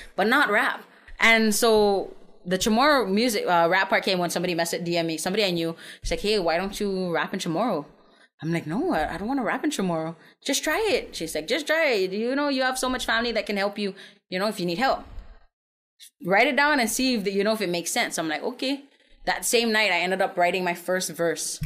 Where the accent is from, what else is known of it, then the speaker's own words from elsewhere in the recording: San Antonio, Texas, United States; also born or lived in Saipan; I'm from Saipan. I grew up in San Antonio, uh, born and raised